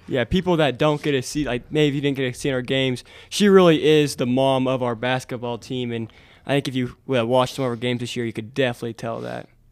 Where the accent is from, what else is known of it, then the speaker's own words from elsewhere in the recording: Montezuma, Kansas, United States; growing up in Montezuma